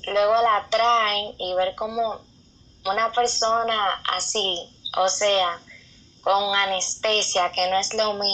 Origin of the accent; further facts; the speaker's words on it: San Pedro de Macorís, Dominican Republic; soy dominicana. eh, en la provincia de San Pedro de Macorís. Y nada, soy hija de Dios